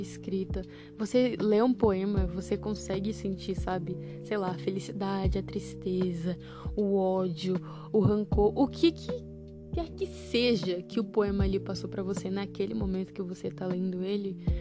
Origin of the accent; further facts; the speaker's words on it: Brazil; nós brasileiros